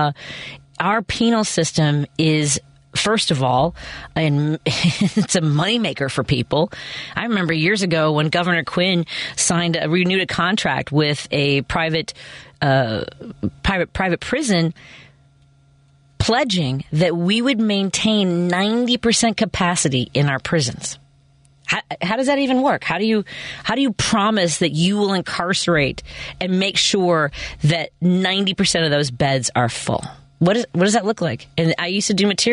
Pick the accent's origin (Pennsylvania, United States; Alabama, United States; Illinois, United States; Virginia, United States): Illinois, United States; Chicago; Where I grew up in Norwood, was more than 50% for Trump